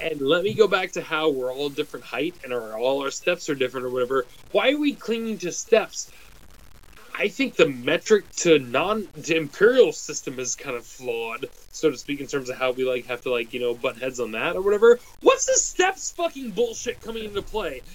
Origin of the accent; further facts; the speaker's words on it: United States; I'm a golfer and I'm American